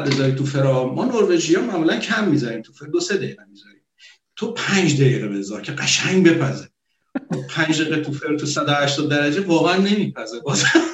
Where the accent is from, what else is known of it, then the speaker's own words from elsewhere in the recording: Abadan, Khuzestan, Iran; moved away as an adult; now in Norway; من بچه آبادانم